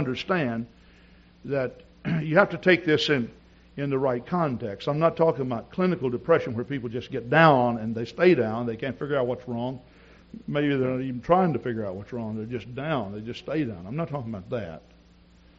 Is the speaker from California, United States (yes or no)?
no; East Texas, United States; moved away; also born or lived in Wisconsin; I grew up in East Texas